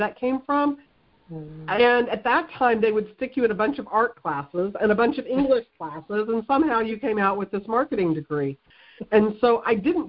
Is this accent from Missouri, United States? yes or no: yes; Missouri, United States; I grew up here in the Midwest, you know, in Missouri. I've lived in Missouri my whole life